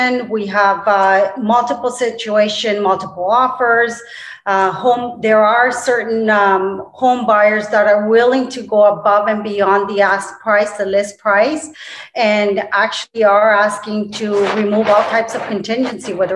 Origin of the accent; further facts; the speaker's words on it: Toronto, Ontario, Canada; moved away; also born or lived in Colombia; I was born originally in Colombia, South America. I grew up in Toronto, Canada